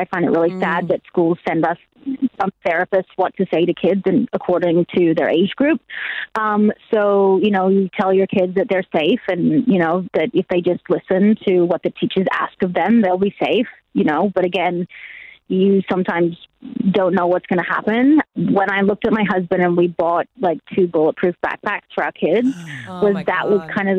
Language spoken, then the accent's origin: English; Australia; now in Nashville, United States; I'm Australian